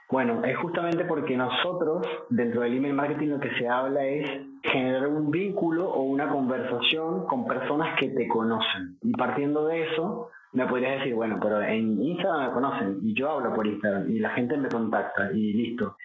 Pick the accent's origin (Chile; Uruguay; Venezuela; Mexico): Venezuela; now in Argentina; Soy venezolano, pero vivo en Argentina